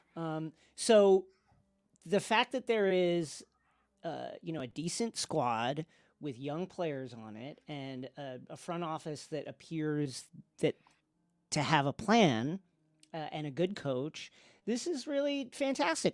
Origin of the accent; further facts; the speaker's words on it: New York, United States; I'm from New York